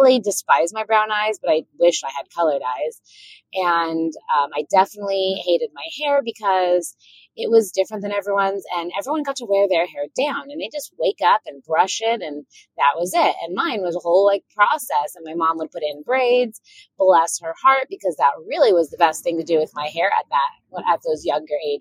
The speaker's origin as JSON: {"language": "English", "area": "Orange County", "region": "Southern California", "country": "United States", "tie": "born or raised there", "said": "I grew up in Southern California in Orange County, and it was a predominantly Caucasian area at the time"}